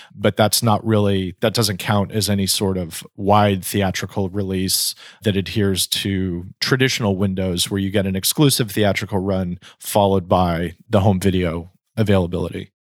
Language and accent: English; Napa, California, United States; I grew up in Napa in Northern California